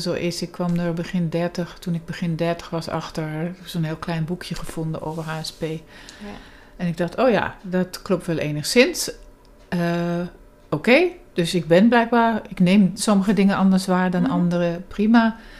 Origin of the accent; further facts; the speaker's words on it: Germany; moved away as an adult; also born or lived in England; deels in Duitsland, waar ik vandaan kom